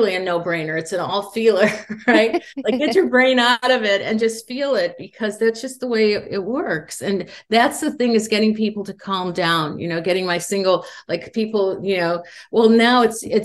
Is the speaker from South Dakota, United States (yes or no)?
no; Indiana, United States; moved away as an adult; now in Los Angeles, United States; And I grew up in Indiana in the Midwest.